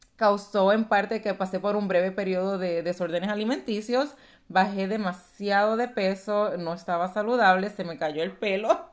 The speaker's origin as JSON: {"language": "Spanish", "country": "Puerto Rico", "tie": "born or raised there", "moved": "as an adult", "lives_now": "Texas, United States", "said": "nací, y me crié en Puerto Rico"}